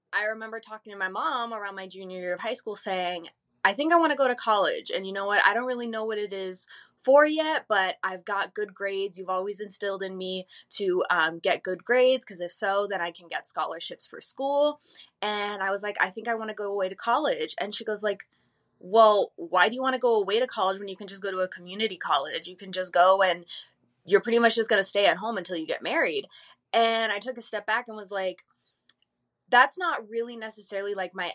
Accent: Phoenix, Arizona, United States; also born or lived in Chicago, Illinois; Originally, I was born in Chicago, but I think around when I was like 7 or 8, I'm pretty sure I had my 8th birthday here in Phoenix

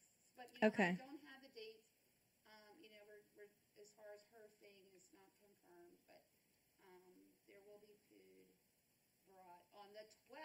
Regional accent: Pennsylvania, United States; moved away; I'm from Pennsylvania.

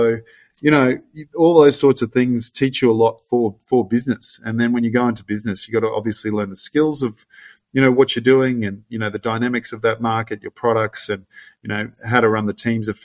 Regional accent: Gold Coast, Queensland, Australia; I grew up on the Gold Coast

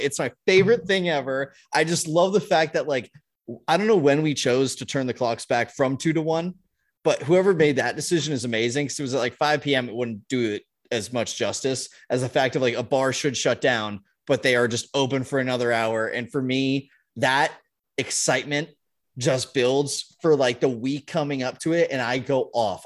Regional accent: Southern California, United States; moved away; I grew up in Southern California

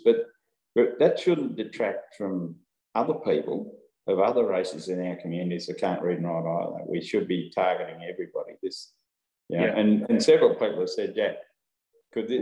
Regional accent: Brewarrina, New South Wales, Australia; my hometown of Brewarrina

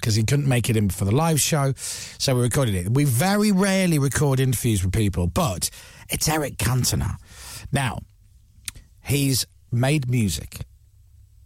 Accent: Leeds, Yorkshire and the Humber, United Kingdom; I'm from Leeds

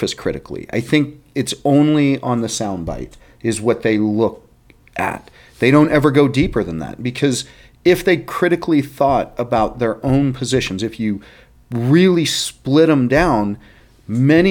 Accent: Texas, United States; I'm from Texas, right? I mean, that's where I'm from.

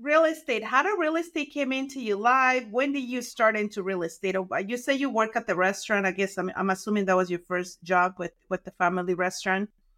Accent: Mexico; now in United States; I grew up in Mexico

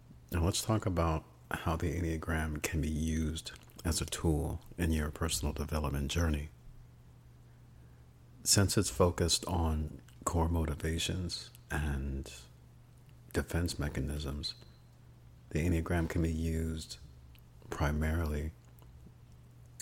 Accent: Bay Area, California, United States; I'm from the Bay Area, California

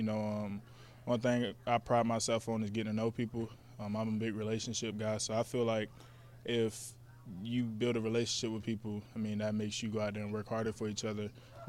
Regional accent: Jacksonville, Florida, United States; moved away as an adult; also born or lived in Atlanta, Georgia; now in Lincoln, United States; I'm from Florida.

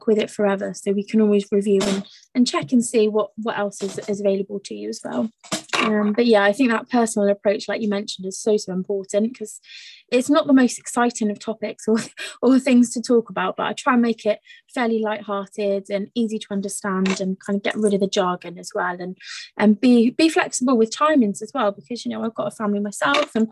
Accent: Gloucestershire, South West England, United Kingdom; I'm from Gloucestershire myself

